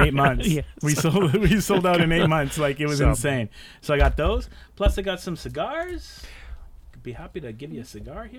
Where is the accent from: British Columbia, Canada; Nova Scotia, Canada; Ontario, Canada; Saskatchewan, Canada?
British Columbia, Canada; Victoria; born or raised there